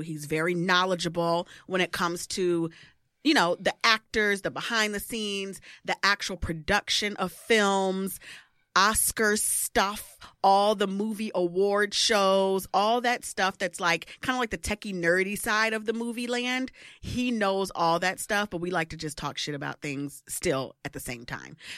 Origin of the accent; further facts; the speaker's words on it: Midwest, United States; moved away; I'm from the Midwest originally